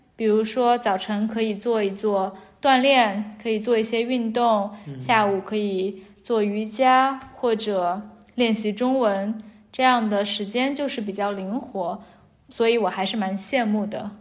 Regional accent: Shanghai, China; moved away as an adult; also born or lived in Beijing / Nairobi / Paris; 我是一个在大城市里长大的人嗯。因为我在，我是从，呃，上海来的，呃，然后我的大学是在北京念的，所以我在北京生活了四年之后在内罗毕，内罗毕也算是一个挺大的城市。后来在巴黎住了六个月

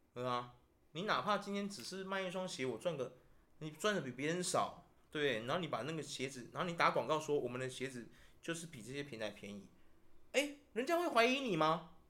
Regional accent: Taiwan; 我们台湾人又刚好是最没有民族性的种族

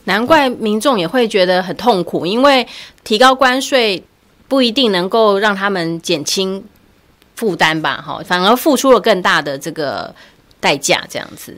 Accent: Taiwan; 我们台湾人

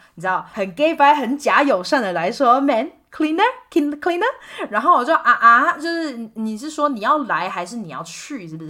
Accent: Kaohsiung, Taiwan; moved away as an adult; also born or lived in Sonipat, India; 是来自高雄嘛

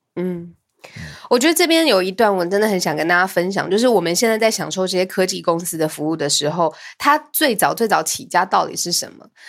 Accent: Taiwan; 我身为一个台湾人

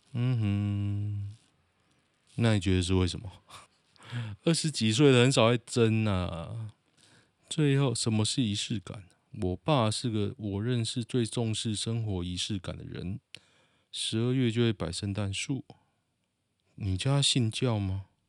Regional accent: Taoyuan, Taiwan; 我是桃园人

